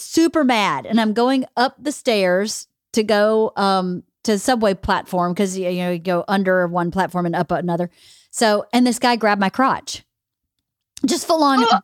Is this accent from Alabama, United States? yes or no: no; Georgia, United States; now in Los Angeles, United States; I grew up with in Georgia